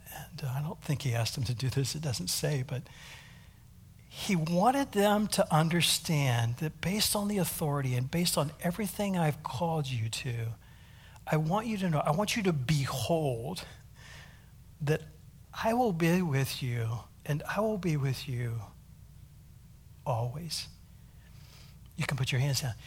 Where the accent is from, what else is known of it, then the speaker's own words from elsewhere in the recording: United States; accent: American; now in South Africa; my American accent